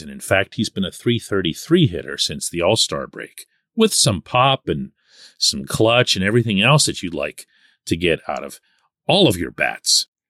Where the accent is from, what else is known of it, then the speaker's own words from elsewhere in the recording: Pittsburgh, Pennsylvania, United States; I'm born and raised in Pittsburgh